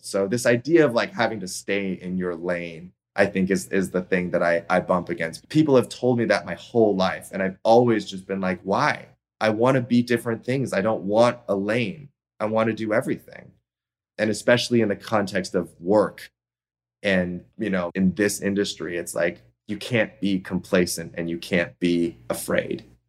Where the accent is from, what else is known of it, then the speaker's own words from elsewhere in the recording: Toronto, Ontario, Canada; moved away; my hometown of Toronto